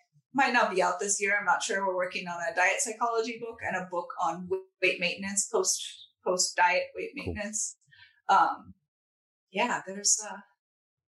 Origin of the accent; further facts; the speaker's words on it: Southern California, United States; moved away as an adult; growing up in Southern California, where the coldest winter day was 40 Fahrenheit.